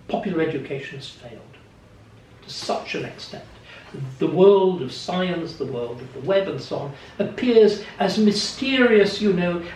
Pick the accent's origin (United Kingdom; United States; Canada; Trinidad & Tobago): United Kingdom; Kendal, North West England; where I was born in Kendal